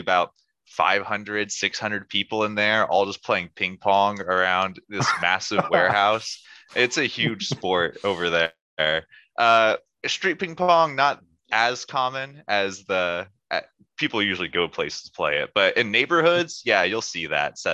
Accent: United States; moved away as an adult; Being an American gave me certain privileges

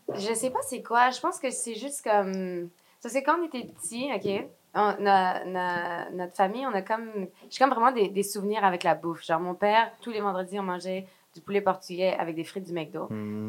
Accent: Quebec, Canada; also born or lived in France; je me sens encore vraiment française, malgré que j'ai grandi au Québec

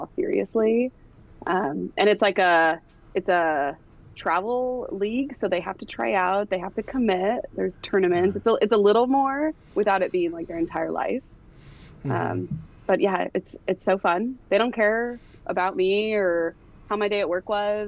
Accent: Davis, California, United States; also born or lived in Sacramento, California / Washington; I grew up in Davis, spent most of my years there.

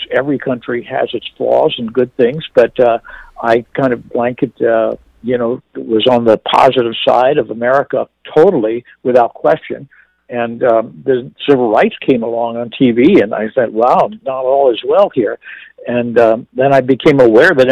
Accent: Northern Virginia, United States; also born or lived in Washington, D.C.; I was born in Washington, D.C., raised in Northern Virginia

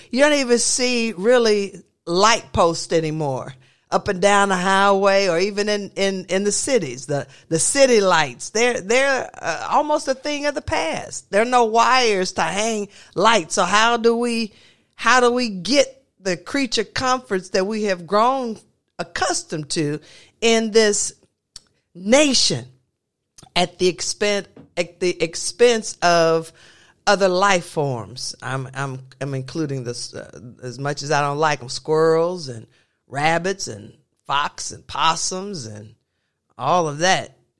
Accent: the South, United States; I grew up in the South

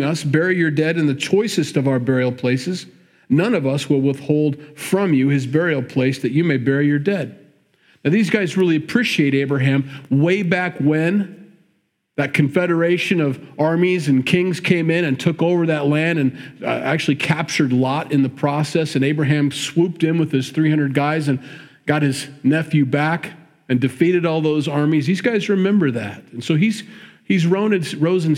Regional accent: Midwest, United States; we grew up in the Midwest

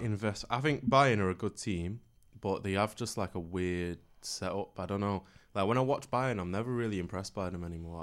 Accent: Manchester, North West England, United Kingdom; I'm from Manchester

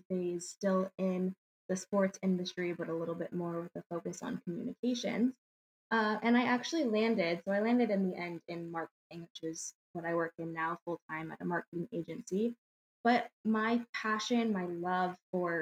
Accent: Valencia, California, United States; moved away as an adult; also born or lived in Palmdale, California / Michigan; I was born and raised in California, born in Palmdale, and then lived in Valencia.

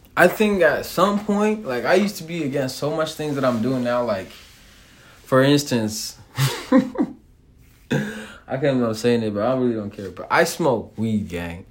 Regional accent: United States; me growing up here

